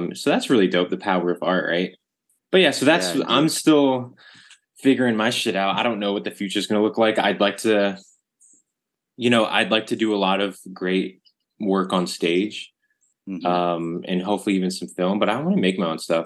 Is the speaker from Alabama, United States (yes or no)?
no; Arlington, Virginia, United States; We grew up in Arlington, Virginia, my favorite place ever.